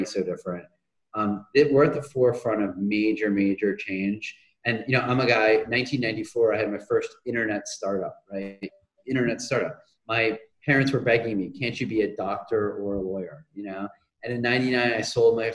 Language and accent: English; New England, United States; I grew up in New England.